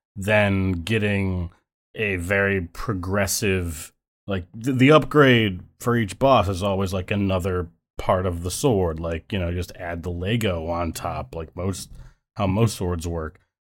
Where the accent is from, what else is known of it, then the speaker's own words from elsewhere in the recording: Buffalo, New York, United States; now in New York City, United States; I'm from Buffalo world, but I currently live in New York City world